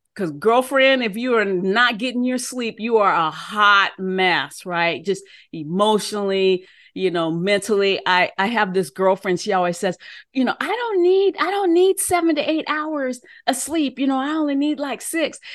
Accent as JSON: {"language": "English", "country": "United States", "also_born_or_lived": "Oklahoma", "moved": "as an adult", "said": "I was from Washington."}